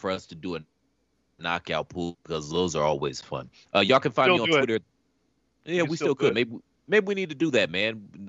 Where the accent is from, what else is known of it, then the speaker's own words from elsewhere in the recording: Cleveland, Ohio, United States; I'm from Cleveland, bitch.